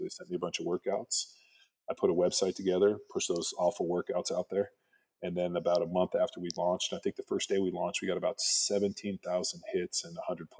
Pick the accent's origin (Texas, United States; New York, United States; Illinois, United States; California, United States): California, United States; Palos Verdes; also born or lived in Berkeley, California; I grew up in Southern California, youngest of three brothers, went to high school in Palos Verdes